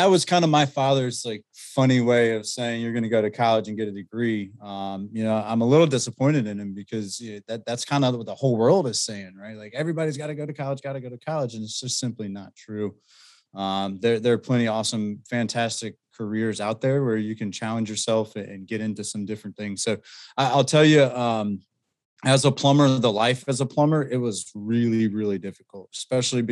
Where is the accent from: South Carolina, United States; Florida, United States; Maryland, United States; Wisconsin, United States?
South Carolina, United States; Greenville; I'm from Greenville, South Carolina.